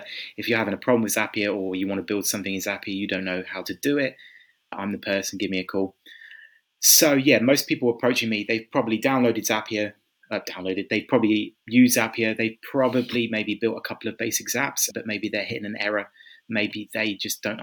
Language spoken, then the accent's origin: English; Kent, South East England, United Kingdom; moved away as an adult; also born or lived in London; now in Budapest, Hungary; originally from England. I grew up in Kent. Right now I'm living in Budapest in Hungary